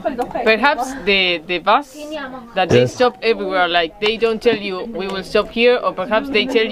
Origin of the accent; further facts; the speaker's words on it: Argentina; English is a second language; I'm from Argentina.